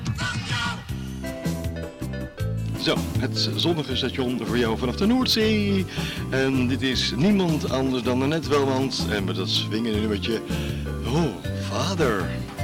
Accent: The Hague, South Holland, Netherlands; Ik ben geboren in Scheveningen

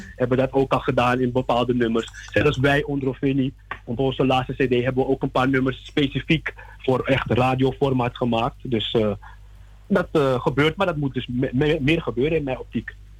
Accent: Suriname

